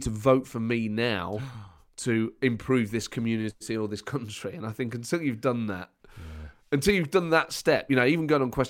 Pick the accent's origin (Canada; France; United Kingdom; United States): United Kingdom; Nottingham, East Midlands; born or raised there